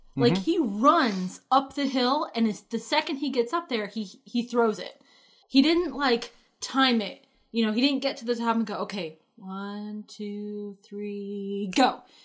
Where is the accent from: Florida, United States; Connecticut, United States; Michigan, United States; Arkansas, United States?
Connecticut, United States; So back in the town that I grew up in Connecticut, there is a large reservoir